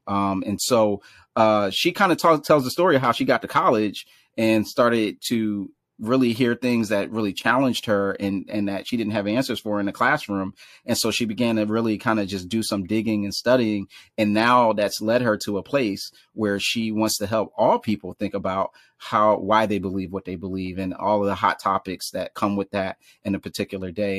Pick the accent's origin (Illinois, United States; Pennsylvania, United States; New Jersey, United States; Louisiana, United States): Pennsylvania, United States; Philadelphia; also born or lived in Washington, D.C.; now in Brooklyn, United States; in Northwest Philadelphia, born and raised